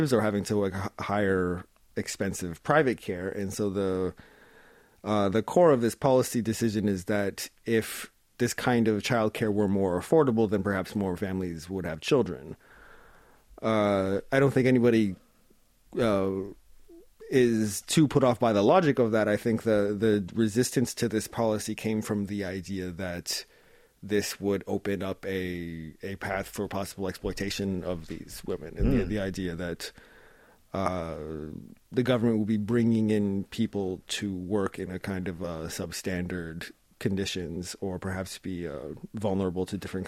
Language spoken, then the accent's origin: English; Canada; moved away as an adult; now in South Korea; I grew up in Canada and I've spent my adulthood in Korea